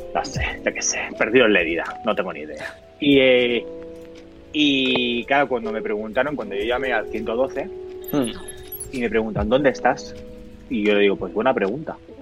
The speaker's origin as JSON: {"language": "Spanish", "town": "Barcelona", "region": "Catalonia", "country": "Spain", "said": "soy de Barcelona"}